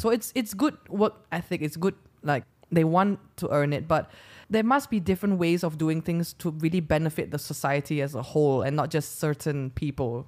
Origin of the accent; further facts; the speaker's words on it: Sarawak, Malaysia; first language English; also born or lived in United Kingdom; in Sarawak, my, my hometown